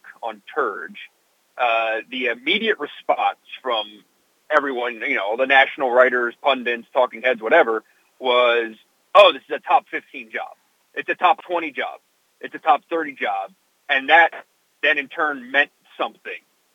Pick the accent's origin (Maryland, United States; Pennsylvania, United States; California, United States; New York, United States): Pennsylvania, United States; Philadelphia; I grew up in Philadelphia